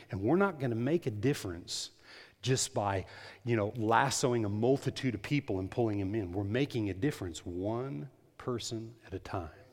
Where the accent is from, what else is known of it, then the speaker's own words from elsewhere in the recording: United States; I'm an American.